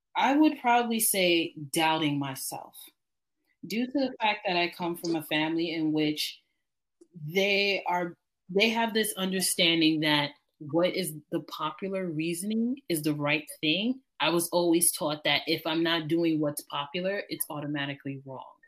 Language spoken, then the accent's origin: English; New York City, New York, United States; as a New Yorker